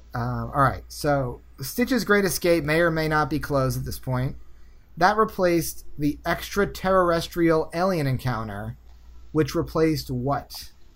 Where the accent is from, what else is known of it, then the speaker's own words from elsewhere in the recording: Northeast, United States; I'm from the Northeast